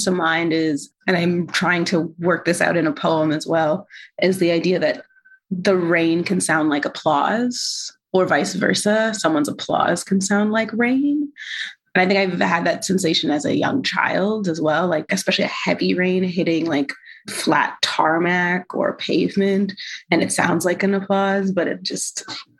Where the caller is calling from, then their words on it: Toronto, Ontario, Canada; I use she, her pronouns. And I'm calling in from Tacaronto, Dish With One Spoon Treaty Territory, the original lands of the Anishinaabe, Haudenosaunee, Hero Wendat, Mississauga is the new credit.